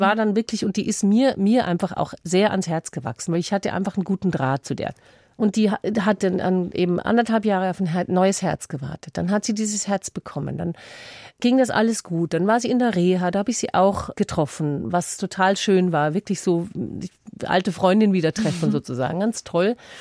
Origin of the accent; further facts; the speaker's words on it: Tyrol, Austria; moved away; da wo ich herkomme, nach Tirol